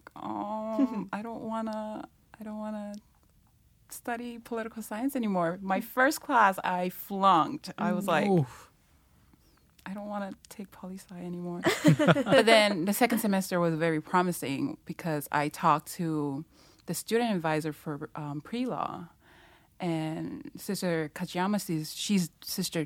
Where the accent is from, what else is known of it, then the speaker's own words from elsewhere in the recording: Tonga; English is a second language; now in Hawaii, United States; I'm from Tonga.